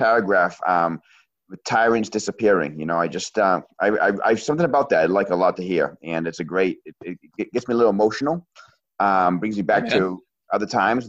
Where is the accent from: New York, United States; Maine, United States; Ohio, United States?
Maine, United States; Hey, I'm from Maine.